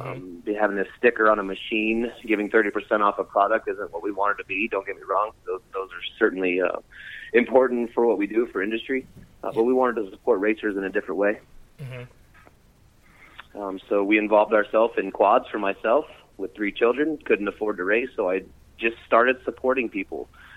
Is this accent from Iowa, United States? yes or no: yes; North Iowa, United States; I'm from Bend, North Iowa.